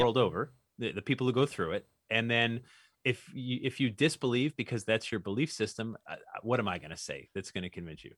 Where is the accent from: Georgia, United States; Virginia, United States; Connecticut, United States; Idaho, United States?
Connecticut, United States; Newtown; I grew up in Newtown, Connecticut